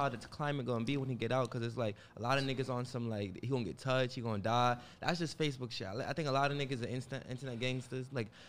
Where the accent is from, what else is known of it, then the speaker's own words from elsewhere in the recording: New York, United States; I'm from New York.